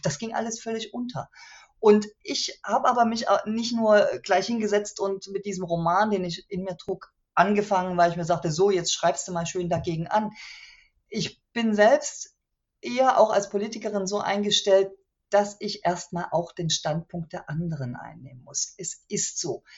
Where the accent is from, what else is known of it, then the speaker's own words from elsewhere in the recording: Chemnitz, Saxony, Germany; meine Heimatstadt